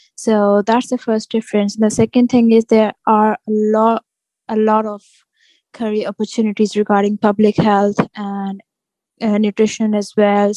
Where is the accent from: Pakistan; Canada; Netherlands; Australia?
Pakistan; Lahore, Punjab; moved away as an adult; now in Northampton, United Kingdom; I'm from Pakistan. So I live in Lahore.